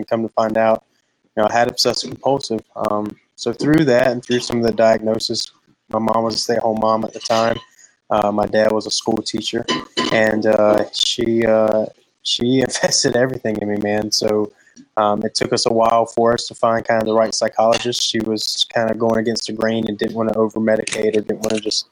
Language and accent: English; Pinetops, North Carolina, United States; am from Pine Tops, North Carolina, a little two-stoplight town in the middle of nowhere. So I grew up in a little small rural town